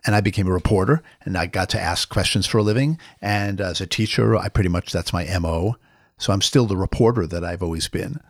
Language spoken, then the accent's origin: English; New York, United States; I'm a New Yorker